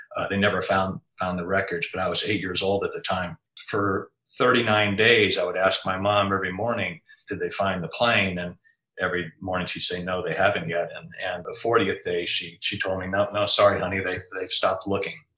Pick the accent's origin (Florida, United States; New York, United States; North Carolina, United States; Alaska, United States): Alaska, United States; Anchorage; moved away; also born or lived in Alexandria, Virginia; I was born and raised in Anchorage, Alaska